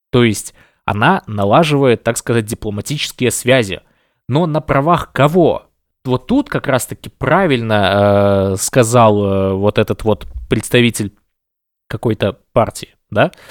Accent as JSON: {"language": "Russian", "country": "Belarus", "said": "А я считаю себя точно таким же человеком, как все белорусы, которые сейчас борются за свободу."}